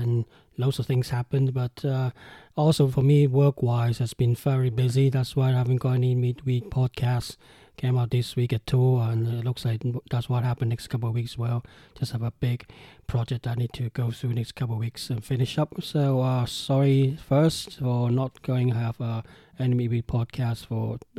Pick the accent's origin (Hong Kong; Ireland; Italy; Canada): Hong Kong; now in United Kingdom; I'm Hong Kong Chinese. I'm from Hong Kong, and I moved to UK